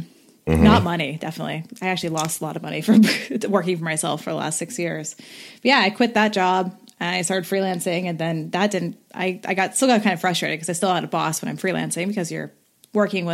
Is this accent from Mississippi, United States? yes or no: no; Bay Area, California, United States; also born or lived in Lake County, California; I've lived all over the Bay Area